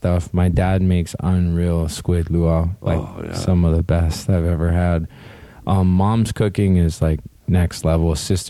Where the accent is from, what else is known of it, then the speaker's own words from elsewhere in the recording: Hawaii, United States; I'm just lucky to be born and raised in Hawaii